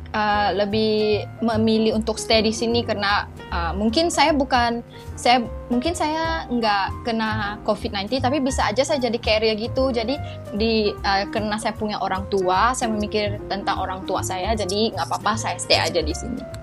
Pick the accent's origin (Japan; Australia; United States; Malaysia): Malaysia; Indonesian is a second language; moved away as an adult; now in Bogor, Indonesia; Saya mahasiswa IPB asal dari Malaysia